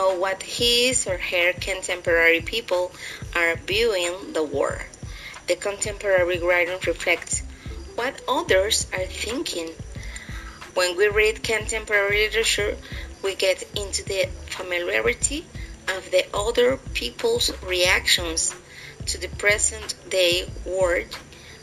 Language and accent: English; Santiago de Veraguas, Veraguas, Panama; I'm from Santiago, Veraguas province